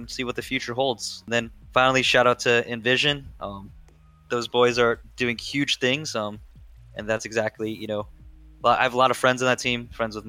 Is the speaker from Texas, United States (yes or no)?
no; Washington, District of Columbia, United States; DC since that's my hometown